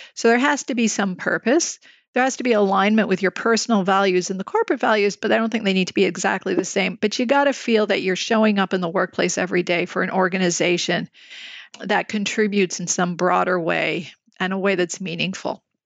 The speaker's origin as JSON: {"language": "English", "town": "Montreal", "region": "Quebec", "country": "Canada", "tie": "born or raised there", "moved": "yes", "lives_now": "Toronto, Canada", "said": "I'm born and raised in Montreal"}